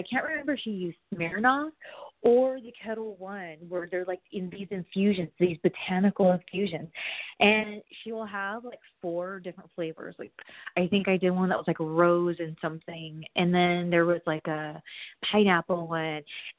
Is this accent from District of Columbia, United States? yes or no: no; California, United States; Because to me, I'm from SoCal.